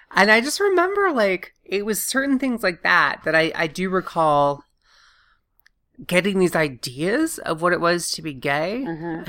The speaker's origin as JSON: {"language": "English", "region": "the South", "country": "United States", "tie": "born or raised there", "said": "growing up in the South"}